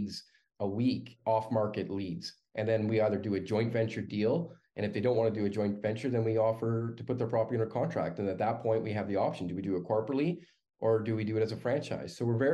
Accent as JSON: {"language": "English", "country": "Canada", "said": "as a Canadian"}